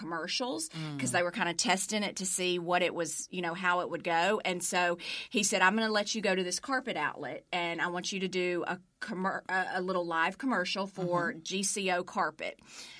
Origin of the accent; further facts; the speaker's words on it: Pelham, Alabama, United States; accent: Southern; moved away as an adult; also born or lived in Birmingham, Alabama / Cape Girardeau, Missouri; now in Memphis, United States; I'm from Pelham, Alabama. And so grew up in Birmingham, Pelham, and graduated from University of Alabama.